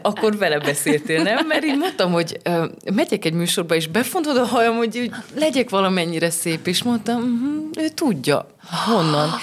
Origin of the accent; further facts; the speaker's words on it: Sfântu Gheorghe, Covasna County, Romania; also born or lived in Târgu Mureș; én így születtem, én itt töltöttem a suli évet, ide kerültem vissza